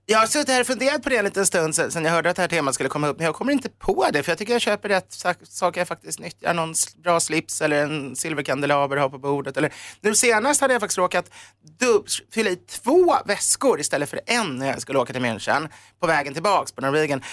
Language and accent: Swedish; Sweden; also born or lived in Germany; jag är svensk